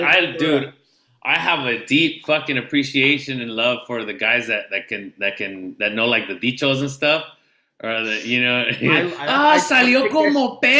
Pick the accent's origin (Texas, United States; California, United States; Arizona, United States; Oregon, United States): California, United States; San Diego; I'm from San Diego, so I'm like, dude, I'm from down the street.